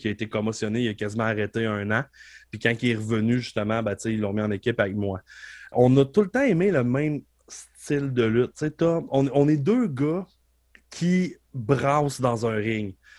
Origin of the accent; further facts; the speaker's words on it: Beauce, Quebec, Canada; je viens de la Beauce